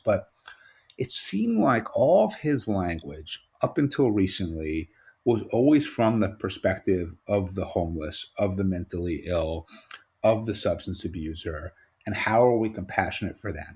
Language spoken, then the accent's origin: English; New York, United States; as a New Yorker